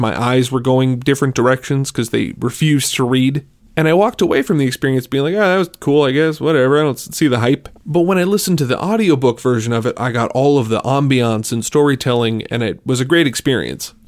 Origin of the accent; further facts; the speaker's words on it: Minnesota, United States; I'm from Minnesota